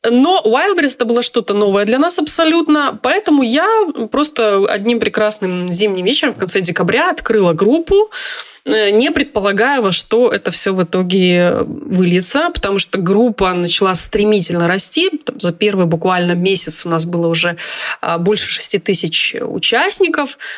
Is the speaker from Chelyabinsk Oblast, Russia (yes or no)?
yes; Chelyabinsk, Chelyabinsk Oblast, Russia; now in Israel; Я живу в Израиле уже 12-13 год. А, я приехала из России, из города Челябинск.